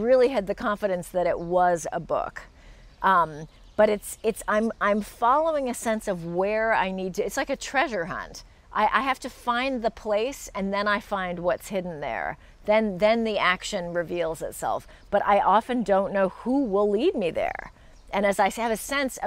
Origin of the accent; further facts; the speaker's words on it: United States; being an American